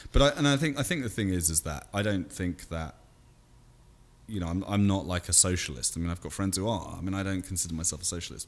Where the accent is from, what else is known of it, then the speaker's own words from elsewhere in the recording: United Kingdom; moved away as an adult; now in United States; I'm still a Brit.